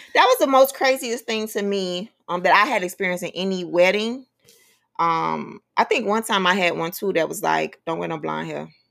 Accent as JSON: {"language": "English", "area": "Miami-Dade County", "region": "Florida", "country": "United States", "tie": "born or raised there", "said": "I grew up in Miami-Dade County, right? In the inner city"}